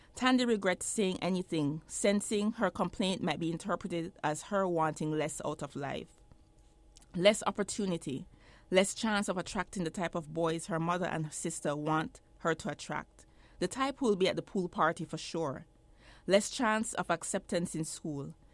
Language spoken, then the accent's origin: English; Jamaica; moved away as an adult; now in United States; I grew up in Jamaica. I was, I lived there until I was seventeen years old.